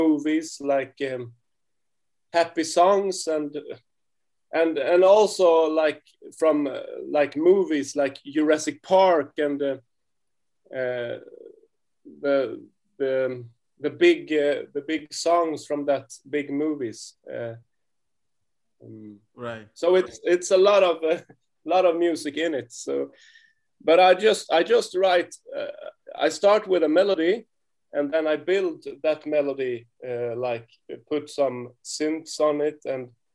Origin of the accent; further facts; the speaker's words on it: Sweden; we are a duo and we are from Sweden